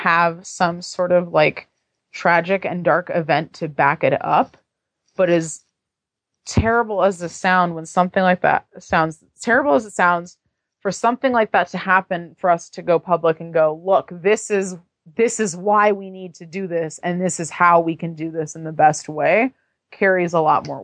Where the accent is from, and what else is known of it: San Francisco, California, United States